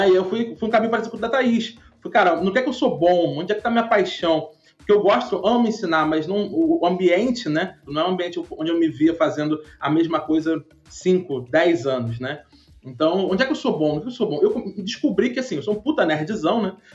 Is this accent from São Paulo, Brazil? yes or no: no; Rio de Janeiro, Brazil; Eu sou um cara muito improvável porque eu sou nascido e criado numa favela no Rio, né?